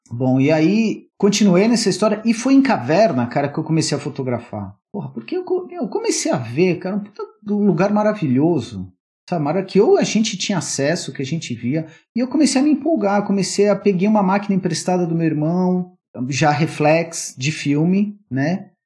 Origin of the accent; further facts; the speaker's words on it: São Paulo, Brazil; also born or lived in Atibaia; Morava em São Paulo, eu sou de São Paulo